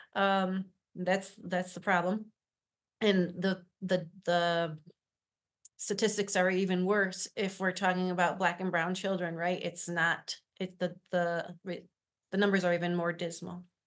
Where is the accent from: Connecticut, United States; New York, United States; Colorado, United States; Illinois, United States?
New York, United States; Syracuse; I am from Syracuse, been, uh, born right up the street in the hospital here, and have worked in the central New York area my whole life